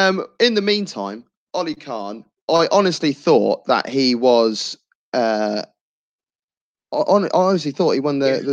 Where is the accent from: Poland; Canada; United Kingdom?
United Kingdom; England; Yes, I'm English myself